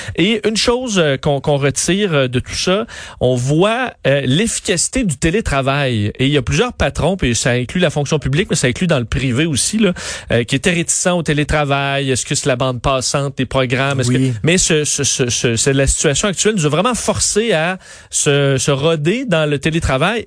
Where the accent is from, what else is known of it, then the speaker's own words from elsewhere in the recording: Quebec City, Quebec, Canada; now in Montreal, Canada; je suis un gars de Québec